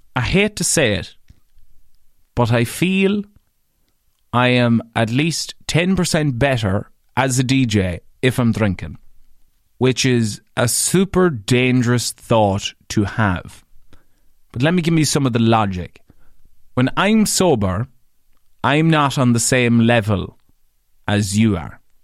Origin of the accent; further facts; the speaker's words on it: Ireland; as an Irish man.